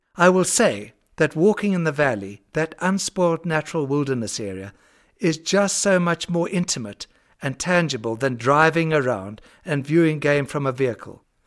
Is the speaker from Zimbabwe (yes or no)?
yes; Zimbabwe; the farm I grew up on in Zimbabwe